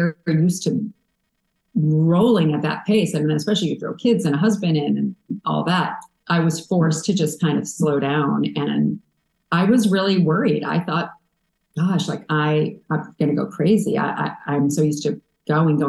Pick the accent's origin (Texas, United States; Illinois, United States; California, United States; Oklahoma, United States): Illinois, United States; a small town in; moved away; also born or lived in New York; moving from a small town in Illinois where I had tons of cousins and aunts and uncles and grandmas and grandpas to New York